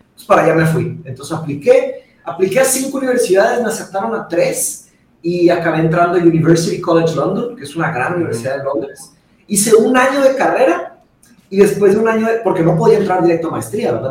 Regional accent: Monterrey, Nuevo León, Mexico; also born or lived in Brazil; yo nací en Brasil y me vine a Monterrey cuando tenía cinco años

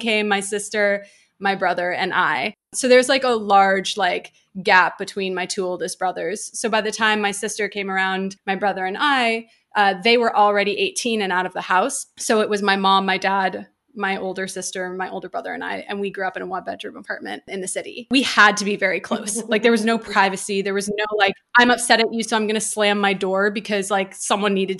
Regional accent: New York City, New York, United States; first language English; moved away as an adult; now in Los Angeles, United States; I grew up in Midtown Manhattan

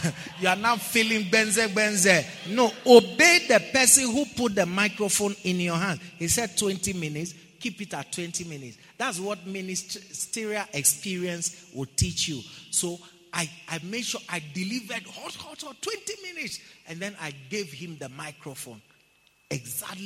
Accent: Ghana; I'm from Ghana

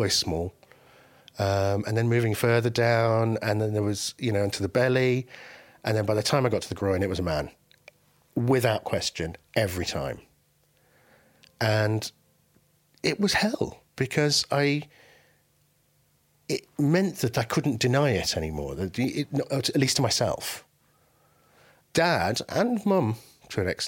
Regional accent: England, United Kingdom; also born or lived in Baghdad, Iraq; I was born in Baghdad and I came to England when I was 2 years old

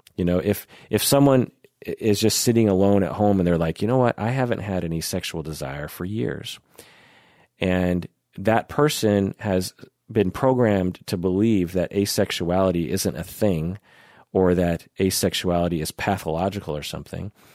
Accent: Issaquah, Washington, United States; growing up in Issaquah, which is just a little bit east of Seattle

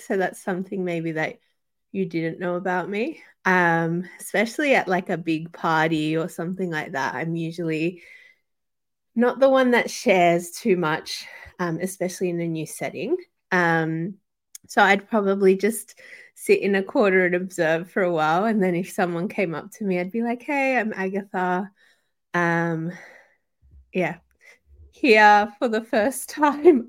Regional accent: Sydney, New South Wales, Australia; both my parents are Chilean, so South American um, and I was born and raised in Sydney, particularly Western Sydney

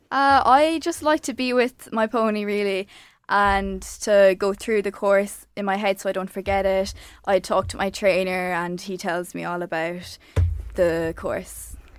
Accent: Ireland; I'm an Irish show jumper.

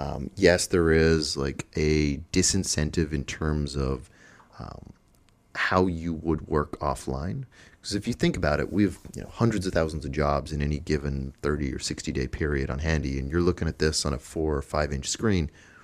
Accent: Dublin, Leinster, Ireland; So my original background, I'm from Dublin, from Ireland.

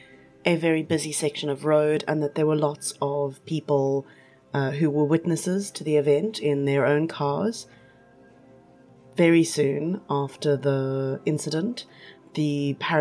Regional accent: East London, Eastern Cape, South Africa; I grew up in East London

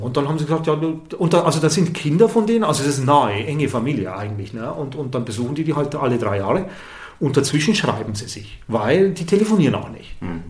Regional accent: Southern Germany, Germany; ich bin aus Süddeutschland

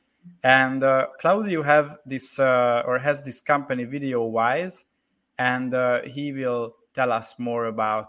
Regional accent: Hungary; I'm from Hungary

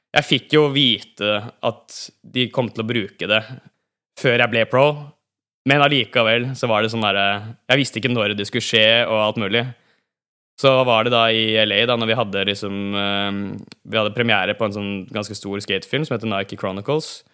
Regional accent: Bærum, Akershus, Norway; Jeg vokste opp på Bekkestua til Bærum

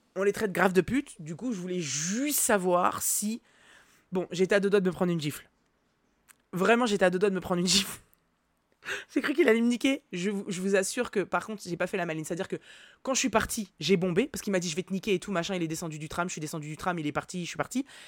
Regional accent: Nantes, Pays de la Loire, France; j'ai grandi à Nantes.

